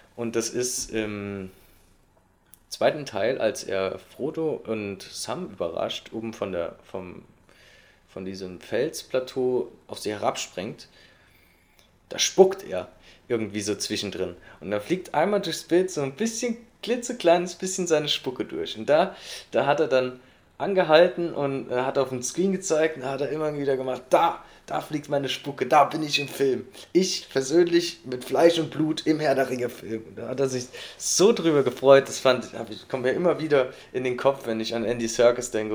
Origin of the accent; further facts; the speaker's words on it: Saarland, Germany; bei uns im Saarland